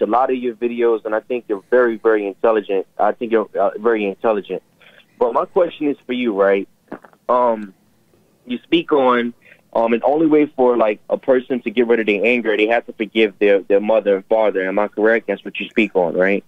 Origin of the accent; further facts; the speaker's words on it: New York City, New York, United States; I'm actually from Brooklyn, not New York City